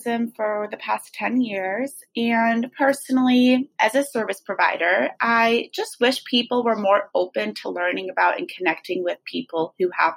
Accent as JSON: {"language": "English", "town": "San Rafael", "region": "California", "country": "United States", "said": "I'm from San Rafael, California in Marin County"}